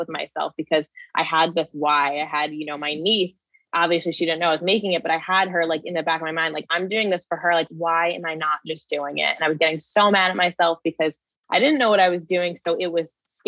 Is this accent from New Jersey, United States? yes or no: yes; New Jersey, United States; my hometown in New Jersey, where I was born and raised.